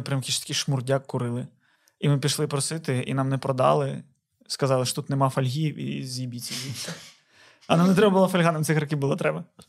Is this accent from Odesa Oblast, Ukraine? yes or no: yes; Odesa, Odesa Oblast, Ukraine; moved away